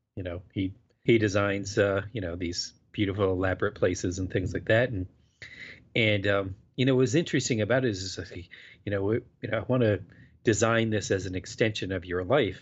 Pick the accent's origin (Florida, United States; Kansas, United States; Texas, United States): Florida, United States; moved away; I was growing up in Florida